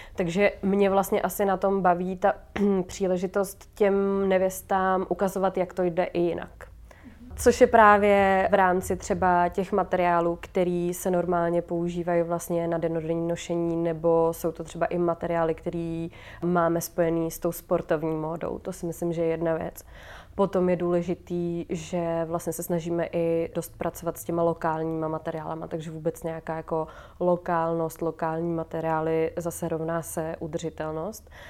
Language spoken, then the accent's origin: Czech; Hradec Králové, Hradec Králové Region, Czechia; now in Prague, Czechia; z Hradce vlastně odkud jsem